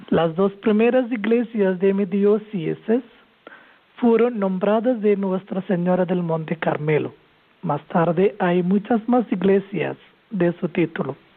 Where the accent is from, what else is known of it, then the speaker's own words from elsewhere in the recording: Kerala, India; now in Tarragona, Spain; Sí, soy de la India, soy de Kerala